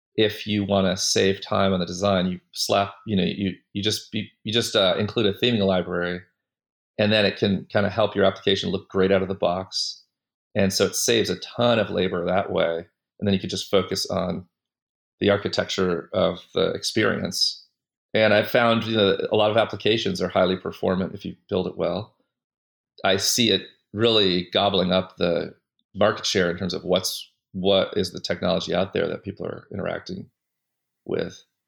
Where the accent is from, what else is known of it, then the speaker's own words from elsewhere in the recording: Windsor, Connecticut, United States; also born or lived in West Hartford, Connecticut; I grew up in Windsor, Connecticut, and West Hartford, Connecticut.